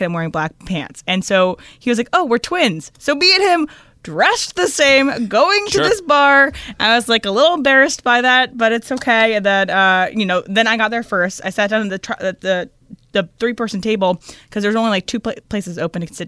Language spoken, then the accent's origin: English; Virginia, United States; now in Los Angeles, United States; We're both from Virginia.